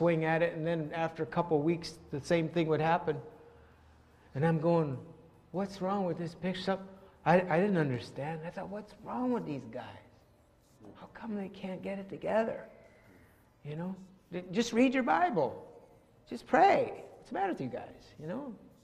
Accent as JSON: {"language": "English", "region": "northern Alberta", "country": "Canada", "tie": "born or raised there", "said": "I grew up in the north, very close, not far from the Lubicon people. My hometown was about 3 hours south of the Lubicon Lake"}